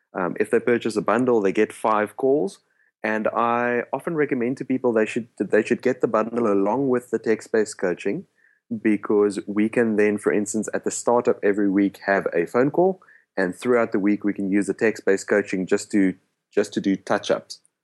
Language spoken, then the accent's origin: English; South Africa; first language Afrikaans; English is a second language; my native language is actually Afrikaans